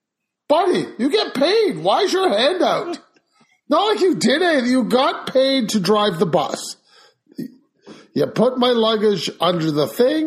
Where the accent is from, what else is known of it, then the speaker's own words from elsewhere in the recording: Canada; buddy, I'm a Canadian.